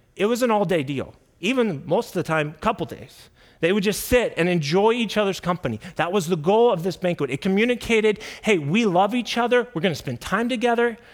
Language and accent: English; Kansas City, United States; I grew up in Kansas City.